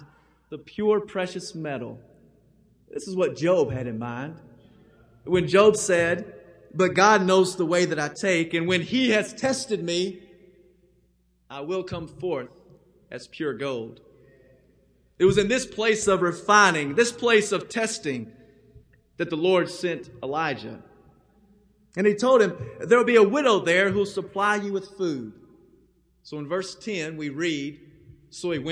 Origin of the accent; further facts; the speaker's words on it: Owenton, Kentucky, United States; I'm from Owenton, Kentucky, and there's not a whole lot in Owenton, Kentucky